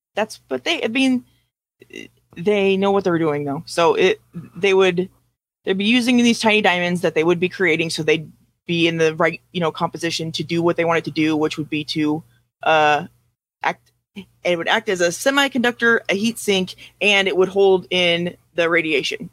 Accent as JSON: {"language": "English", "country": "United States", "said": "we're American"}